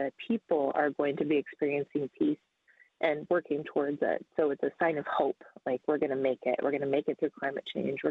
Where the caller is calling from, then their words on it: Anchorage, Alaska, United States; I'm calling in from Denaina Eshnena, so the traditional Denaina lands in Anchorage, Alaska